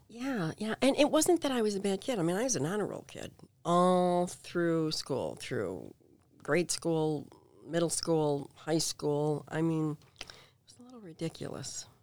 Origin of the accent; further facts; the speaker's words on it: Payless Park, Illinois, United States; I grew up in this itty-bitty town in Payless Park, Illinois